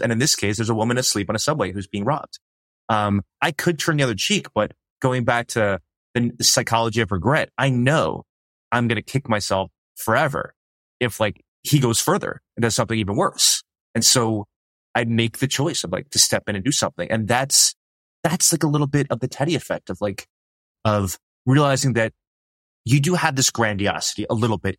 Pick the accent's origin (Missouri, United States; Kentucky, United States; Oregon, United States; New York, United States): New York, United States; New York City; I grew up in New York City